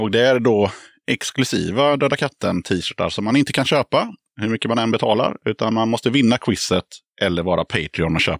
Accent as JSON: {"language": "Swedish", "region": "Skåne", "country": "Sweden", "said": "så men vi är ju från Skåne."}